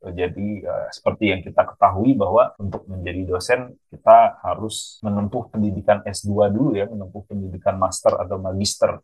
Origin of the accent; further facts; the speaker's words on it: Bali, Indonesia; moved away as an adult; also born or lived in Jakarta, Indonesia; now in Queensland, Australia; saya dari Bali